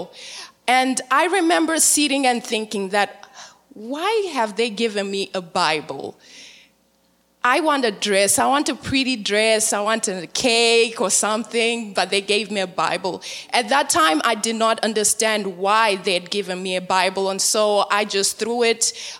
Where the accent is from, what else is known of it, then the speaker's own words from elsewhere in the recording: Zimbabwe; moved away; born and raised in Zimbabwe, Africa